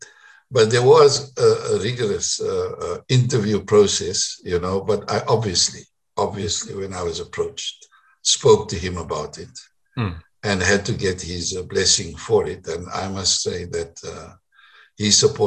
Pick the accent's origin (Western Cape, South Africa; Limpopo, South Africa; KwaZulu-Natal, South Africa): Western Cape, South Africa; Paarl; English is a second language; also born or lived in Grahamstown; I come from Paul, you know, I went to school in Afrikaans